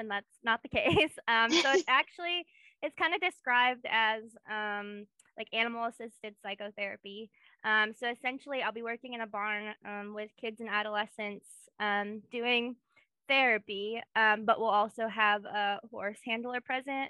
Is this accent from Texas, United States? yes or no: no; Kenosha, Wisconsin, United States; moved away as an adult; also born or lived in Indiana / Memphis, Tennessee; now in Knoxville, United States; So I grew up in Kenosha, Wisconsin, which is where we met, kind of. Kenosha area. I lived there all my teenage kid years, so I was 18.